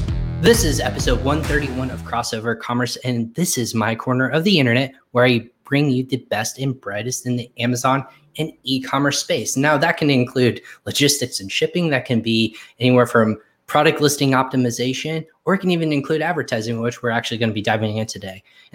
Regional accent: Plano, Texas, United States; also born or lived in Richardson; I'm actually, believe it or not, I was born in Richardson, Texas.

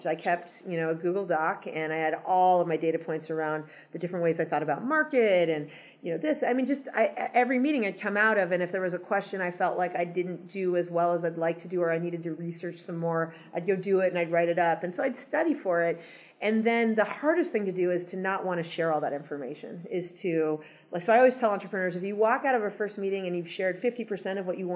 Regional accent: Los Angeles, California, United States; moved away as an adult; also born or lived in New York / Boston / San Francisco / Seattle; I grew up in Los Angeles, and then I lived in lots of other cities for 15 years

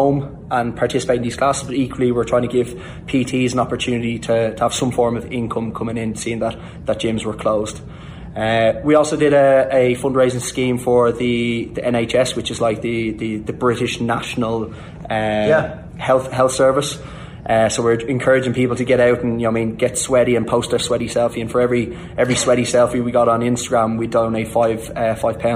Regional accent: Ireland; growing up in Ireland and in the schooling system in Ireland.

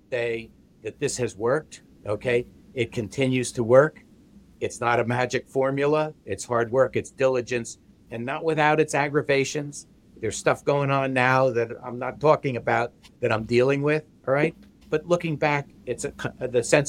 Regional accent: New Jersey, United States; I'm from New Jersey

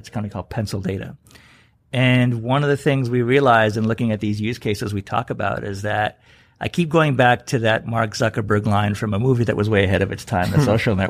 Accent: Canada; I grew up in Canada

